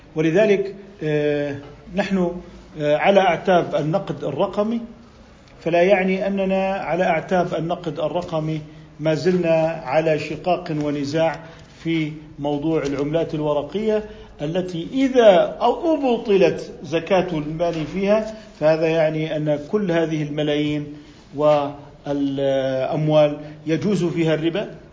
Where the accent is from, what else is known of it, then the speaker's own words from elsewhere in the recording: Jordan; عندنا في الأردن